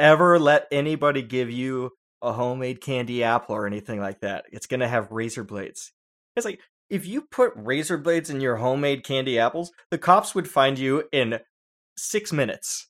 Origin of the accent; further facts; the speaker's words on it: San Diego, California, United States; growing up in San Diego